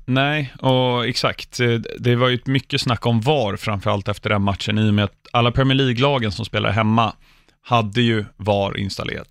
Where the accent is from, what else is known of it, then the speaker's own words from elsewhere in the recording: England, United Kingdom; now in Sweden; jag som ändå uppväxt i England